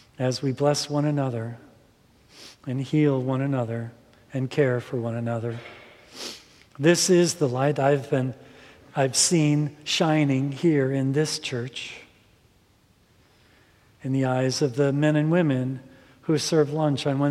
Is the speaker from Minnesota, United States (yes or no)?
yes; Minnesota, United States; growing up in Minnesota